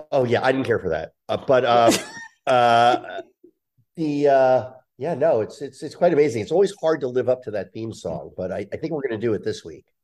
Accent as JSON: {"language": "English", "region": "New Jersey", "country": "United States", "tie": "born or raised there", "said": "I grew up in Jersey, outside of there"}